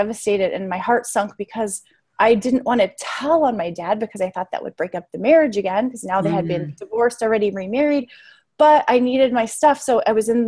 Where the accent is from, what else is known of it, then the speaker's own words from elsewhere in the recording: Las Vegas, Nevada, United States; I grew up in Las Vegas, and perfect place to grow up with a compulsive gambler as a dad, not